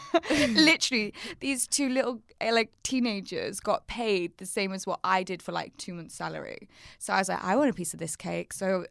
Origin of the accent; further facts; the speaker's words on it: Wirral, North West England, United Kingdom; And my accent. From the Wirral.